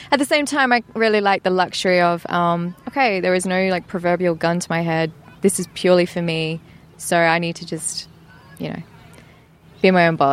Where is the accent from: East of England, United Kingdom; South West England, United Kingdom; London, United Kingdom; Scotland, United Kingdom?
East of England, United Kingdom; Essex. I come from Essex